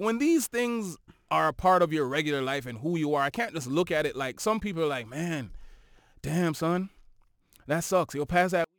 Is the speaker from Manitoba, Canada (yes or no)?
no; Toronto, Ontario, Canada; we are from Toronto